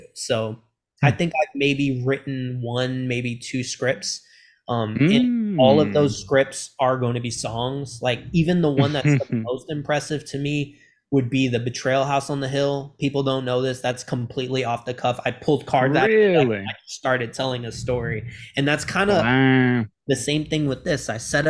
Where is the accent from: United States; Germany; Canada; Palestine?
Germany; born there; so my dad was in the military, so I traveled a lot from Germany. I was born in Germany.